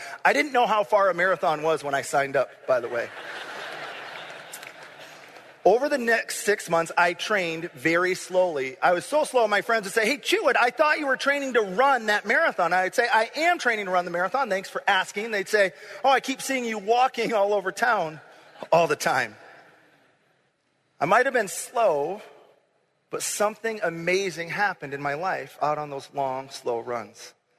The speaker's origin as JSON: {"language": "English", "town": "Grand Rapids", "region": "Michigan", "country": "United States", "tie": "born or raised there", "also_born_or_lived": "Kankakee, Illinois / Champaign, Illinois", "moved": "as an adult", "said": "I grew up in Grand Rapids, Michigan, which is about as much in a bubble as you can get. It was a safe place to grow up."}